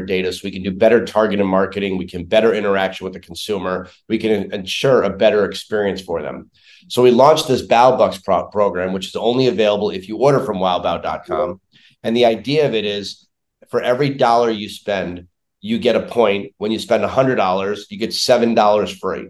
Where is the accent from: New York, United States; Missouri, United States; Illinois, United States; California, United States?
New York, United States; New York City; moved away as an adult; now in Chicago, United States; originally born and raised in New York City